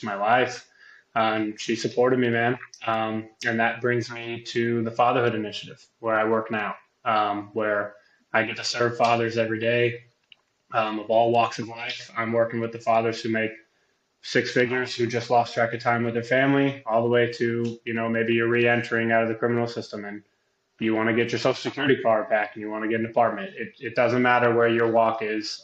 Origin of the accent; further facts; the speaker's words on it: California, United States; moved away as an adult; now in Kentucky, United States; I grew up in California